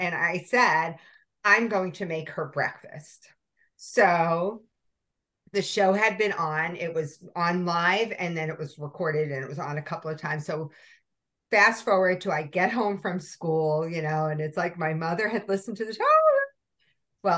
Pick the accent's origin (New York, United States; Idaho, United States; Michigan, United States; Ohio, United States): New York, United States; New York City; I grew up in Brooklyn